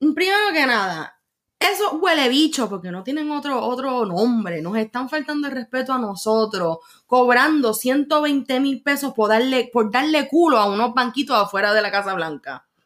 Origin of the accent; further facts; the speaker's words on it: Bayamón, Puerto Rico; yo soy de Bayamón y en Bayamón la gente guía como los vaqueros